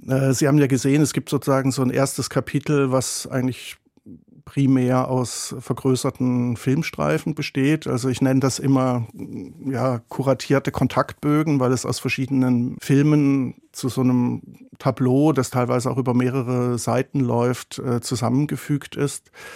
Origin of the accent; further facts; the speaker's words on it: south-west Germany, Germany; bei der Bundesbahn in Westdeutschland im äußersten Südwesten, wo ich herkomme